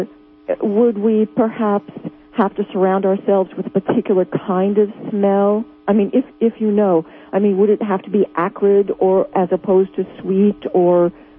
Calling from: New Jersey, United States; Hi, I'm from New Jersey.

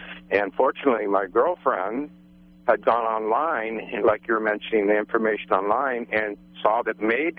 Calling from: Blocksburg, California, United States; I'm from Blocksburg area.

